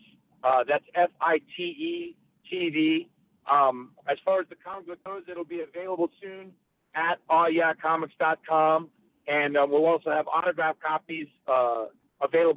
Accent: North Carolina, United States; I grew up in North Carolina.

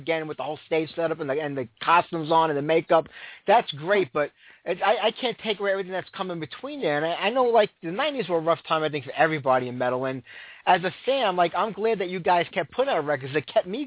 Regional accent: New York City, New York, United States; also born or lived in Staten Island; I'm from Brooklyn originally, but from Staten Island

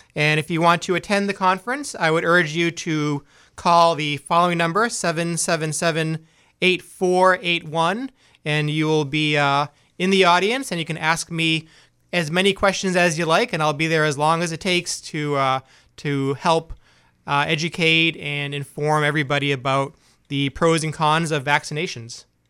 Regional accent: Boston, Massachusetts, United States; also born or lived in Biddeford, Maine / New York / Dover; now in Maine, United States; I am from Boston originally

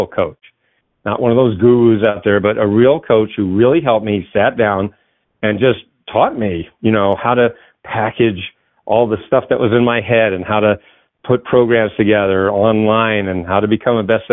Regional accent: New England, United States; I grew up in New England, so there was Channel 56 and Channel 38

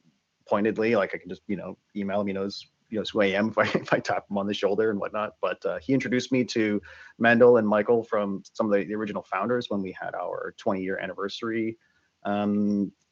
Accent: Canada; moved away as an adult; also born or lived in Burlington, Canada; now in San Francisco, United States; I'm a Canadian expat. I currently live just outside of San Francisco

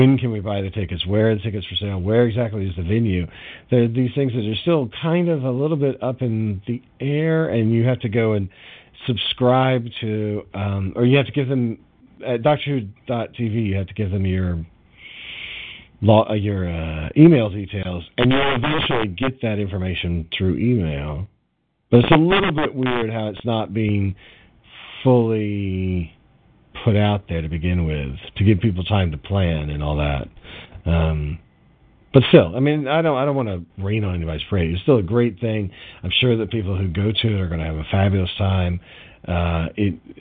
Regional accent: United States; as an American

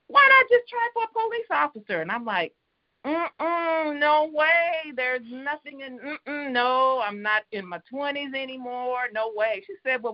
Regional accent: Oregon, United States; now in Houston, United States; I was raised in Oregon, so I was around that also, that community where being the only African-American in the room

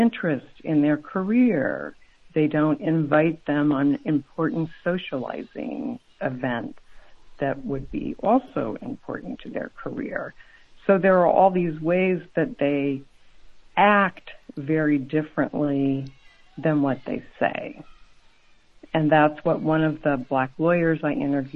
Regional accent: Colorado, United States; moved away; I grew up in Colorado

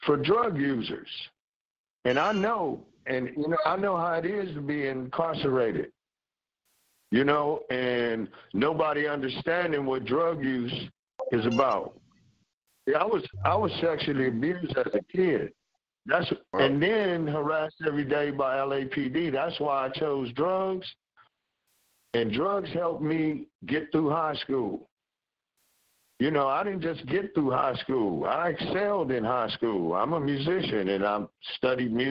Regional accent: Los Angeles, California, United States; I'm from Watts

